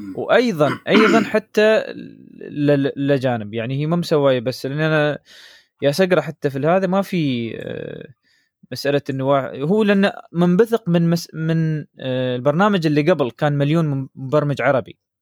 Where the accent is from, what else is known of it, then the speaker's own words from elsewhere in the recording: United Arab Emirates; عندنا في الامارات